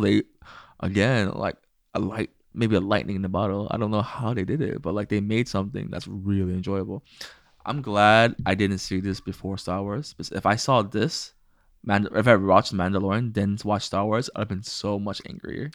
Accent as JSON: {"language": "English", "country": "United States", "tie": "born or raised there", "said": "I was born in America"}